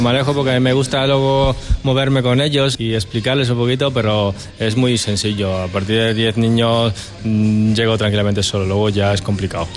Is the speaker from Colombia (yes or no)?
no; Italy; moved away as an adult; also born or lived in Basque Country; now in Madrid, Spain; soy de origen italiana, ¿vale? Eh, y nada, he empezado a estudiar mi, mi escuela en Italia